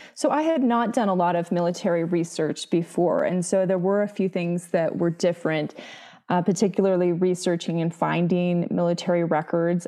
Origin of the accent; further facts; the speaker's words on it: Utah, United States; my home state